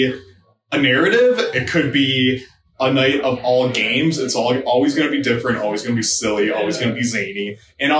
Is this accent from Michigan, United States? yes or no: yes; Trenton, Michigan, United States; I'm from Trenton, Michigan